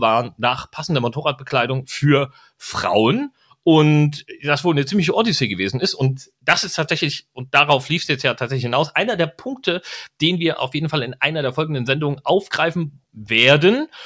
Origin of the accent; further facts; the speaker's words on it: East Germany, Germany; moved away; mein Herz schlägt Ostdeutsch. Ich mag die Leute dort, ich komme aus der Ecke